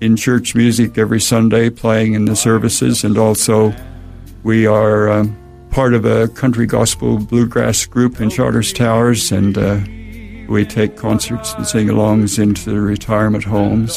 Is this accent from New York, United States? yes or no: no; Rocky Mountains of Colorado, United States; moved away as an adult; also born or lived in Brisbane, Australia; now in Australia; we grew up in the Rocky Mountains of Colorado